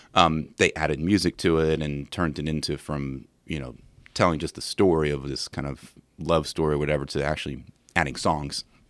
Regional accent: Williamsburg, Virginia, United States; I'm from Williamsburg

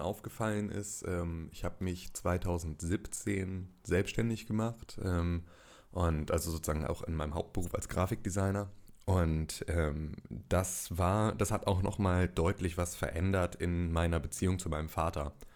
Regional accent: Gifhorn, Lower Saxony, Germany; ich komme aus Gifhorn, das liegt in der Nähe von Wolfsburg und von Braunschweig

